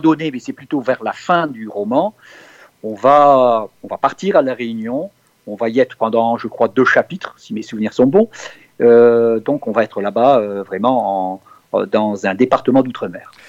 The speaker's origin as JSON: {"language": "French", "town": "Tourcoing", "region": "Hauts-de-France", "country": "France", "tie": "born or raised there", "moved": "yes", "lives_now": "Cévennes, France", "said": "je suis né dans le Nord, à Tourcoing exactement, et, mm, mais cela fait maintenant 45 ans que je vis dans les Cévennes."}